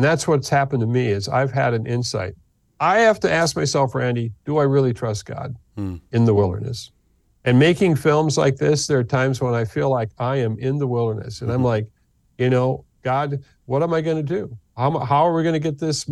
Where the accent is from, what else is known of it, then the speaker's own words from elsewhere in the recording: United States; being an American going into the Middle East